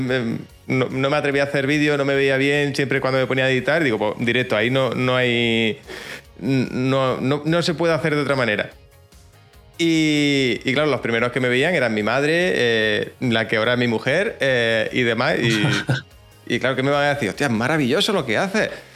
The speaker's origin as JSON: {"language": "Spanish", "town": "Jaén", "region": "Andalusia", "country": "Spain", "accent": "Jaén accent, cerrado", "said": "tengo un acento un poco extraño, ¿no? El acento de Jaén, eh, cerraete"}